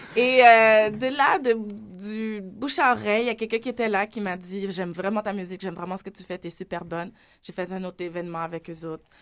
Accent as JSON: {"language": "French", "area": "South Shore of Montreal", "region": "Quebec", "country": "Canada", "said": "je viens pas de Montréal, je viens de la rive sud."}